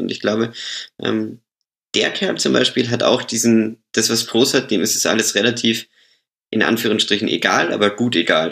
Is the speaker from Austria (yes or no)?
yes; Austria; ich bin ja, ich bin ja Österreicher